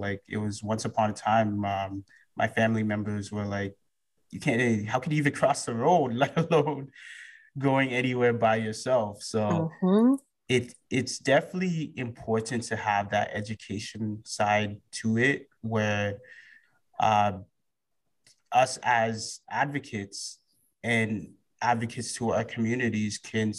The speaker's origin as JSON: {"language": "English", "country": "Canada", "tie": "born or raised there", "said": "being Ghanaian West African and having both my parents born in Ghana, where I was born in Canada, I was still really involved in the culture."}